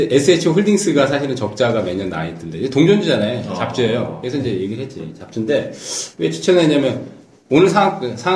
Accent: Hwacheon, Gangwon, South Korea; moved away; 난 어렸을 때 이제 거기 살아서

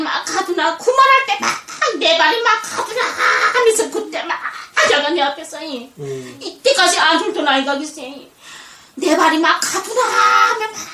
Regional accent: North Korea; now in South Korea; 그 북한의 애국가를 평생

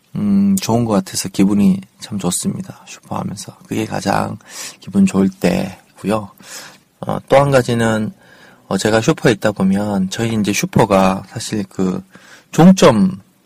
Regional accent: Daegu, South Korea; moved away; 원래 이제 고향이 대구잖아요. 대구에서 올라와서 4년 정도 이 아파트, 이 동네에서 살았는데

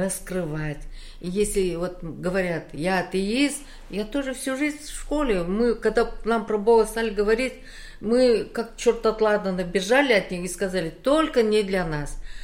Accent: Uzbekistan; moved away as an adult; also born or lived in Khabarovsk, Russia; now in South Korea; Вообще-то я родилась в Узбекистане, прожила там всю свою сознательную жизнь

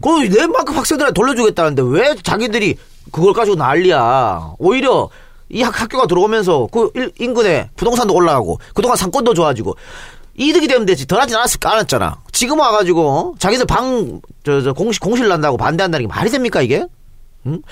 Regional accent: Andong, North Gyeongsang, South Korea; now in Seoul, South Korea; 안동 출신의 나처럼

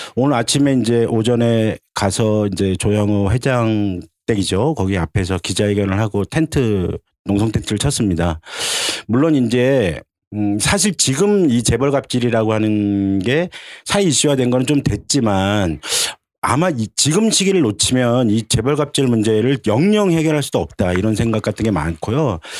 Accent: Seoul, South Korea; 유일한 아마 서울 토박이가 니까

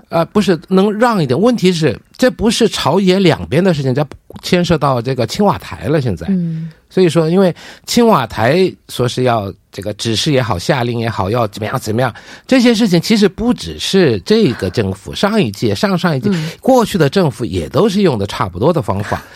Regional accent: South Korea; 我们韩国人

